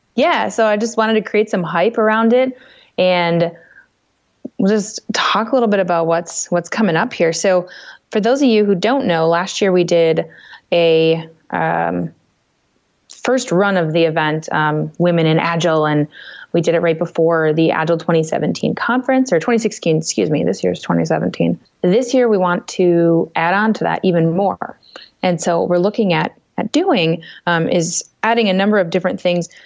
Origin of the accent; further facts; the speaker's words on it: Minnesota, United States; my home state of Minnesota